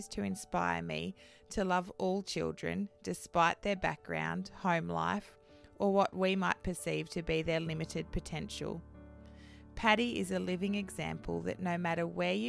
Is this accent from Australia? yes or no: yes; New South Wales, Australia; also born or lived in Moree; now in Narrabri, Australia; I was born in Moree and grew up on the northwest slopes and plains